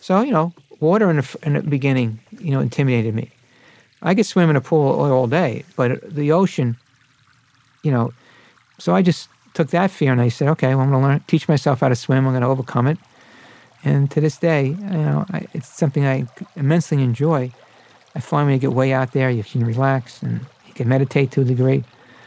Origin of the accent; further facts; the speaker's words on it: New York City, New York, United States; I was grew up as an Irish Catholic in Brooklyn